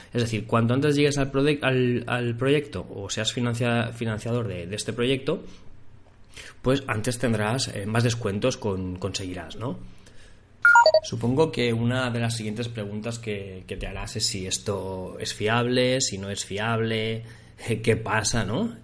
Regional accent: Barcelona, Catalonia, Spain; yo soy de Barcelona

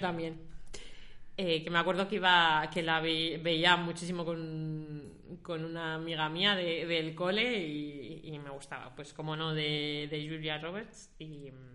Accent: La Robla, Castile and León, Spain; yo soy de La Robla, de un pueblecito de León

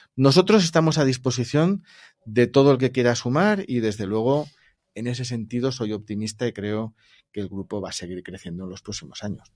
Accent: Valencian Community, Spain; yo le hablo como valenciano

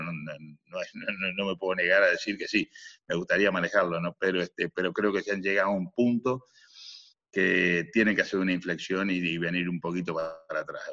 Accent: Minas, Lavalleja, Uruguay; moved away as an adult; also born or lived in Europe; cerca de mi pueblo, que, es la ciudad de las sierras, eh, Minas de la ciudad de las sierras

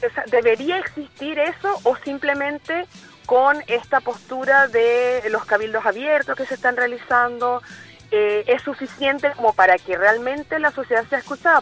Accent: Venezuela; now in Chile; yo soy venezolana

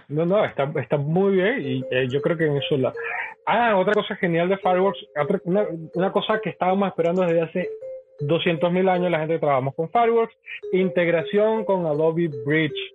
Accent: Venezuela; como venezolanos

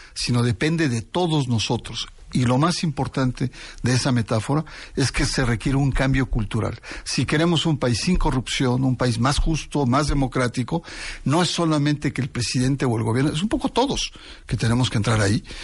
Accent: Mexico; Yo como mexicano

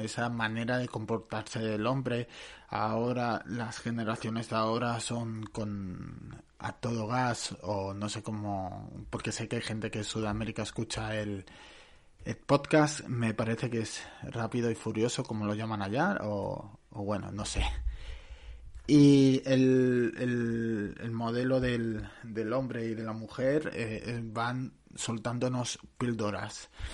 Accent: Barcelona, Catalonia, Spain; Yo soy de Barcelona.

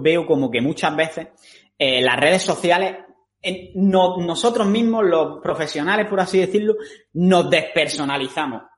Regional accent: Granada, Andalusia, Spain; moved away; los dos somos de Granada

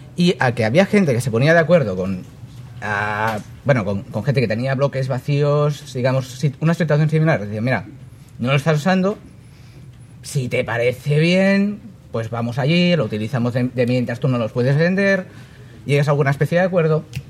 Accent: Catalonia, Spain; como catalán

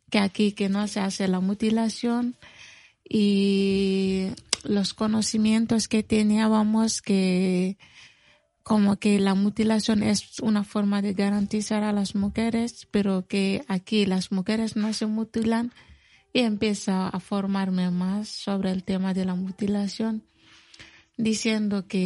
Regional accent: Mali; Spanish is a second language; now in Spain; soy de Mali

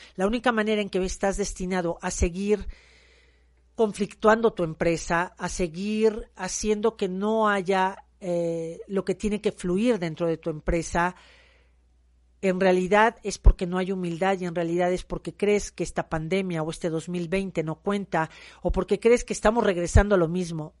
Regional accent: Mexico; soy una mujer mexicana

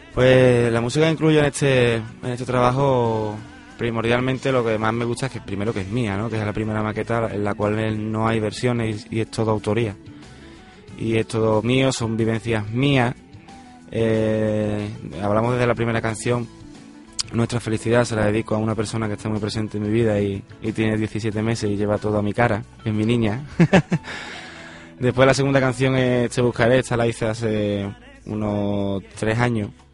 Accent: Mairena, Andalusia, Spain; En mi tierra, en, mi pueblo, del cual lo llevo por bandera a todos lados

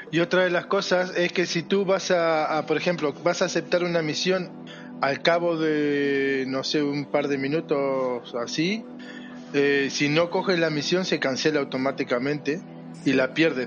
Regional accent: Uruguay; No, no soy argentino, soy uruguayo

